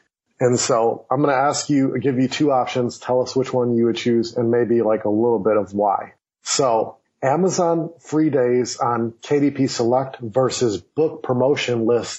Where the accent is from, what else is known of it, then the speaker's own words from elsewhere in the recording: Milwaukee, Wisconsin, United States; moved away; I was born and raised in Milwaukee, Wisconsin.